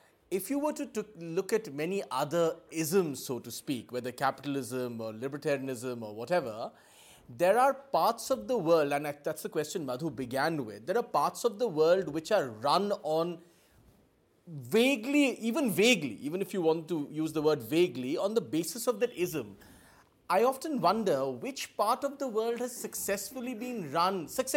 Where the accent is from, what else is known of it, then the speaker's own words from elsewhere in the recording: Kolkata, West Bengal, India; I'm from Calcutta. I spend all my family's from Calcutta